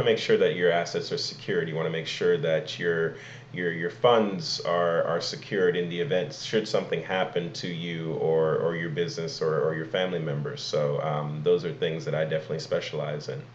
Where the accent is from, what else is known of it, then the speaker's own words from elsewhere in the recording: Igbo Nigerian, Igboland, Nigeria; I am Igbo Nigerian, Igbo Kwenu.